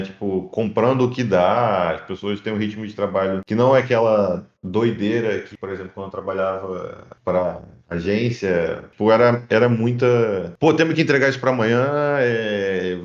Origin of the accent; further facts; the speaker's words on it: Rio de Janeiro, Brazil; moved away as an adult; now in Sweden; eu sou carioca, cresci